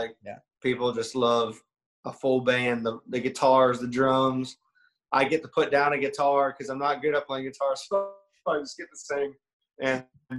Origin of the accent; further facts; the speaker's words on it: Webster, Florida, United States; moved away; So where I'm from Central Florida. Okay. It's about an hour west of Orlando. Mm-hmm. It's in the middle of nowhere, small town, like 900 people. It's called Webster.